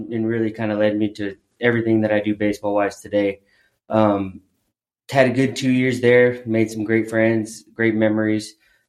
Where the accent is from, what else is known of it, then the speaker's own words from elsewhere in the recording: Corpus Christi, Texas, United States; moved away as an adult; also born or lived in Louisiana / Oklahoma; now in San Antonio, United States; I am from Corpus Christi. Okay. I graduated high school from Corpus Christi Carroll in 2008